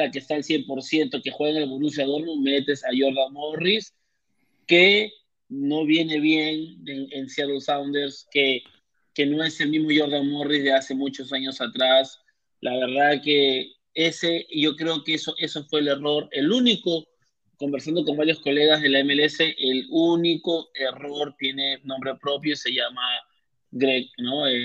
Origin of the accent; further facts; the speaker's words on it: Peru; now in Orlando, United States; más que todo que somos peruanos y estamos aquí en Orlando.